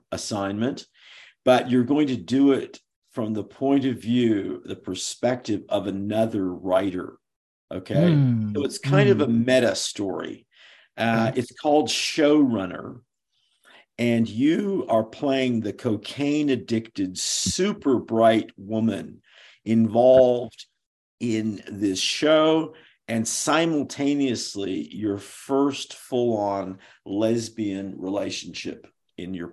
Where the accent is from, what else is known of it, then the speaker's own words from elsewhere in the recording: San Francisco Bay Area, California, United States; moved away; also born or lived in Hollywood / Pasadena / New England; I'm from the Bay Area